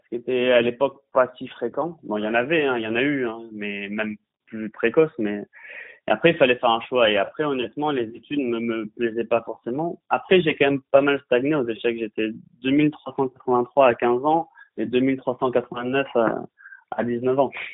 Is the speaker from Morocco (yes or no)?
no; Bordeaux, Nouvelle-Aquitaine, France; je suis de Bordeaux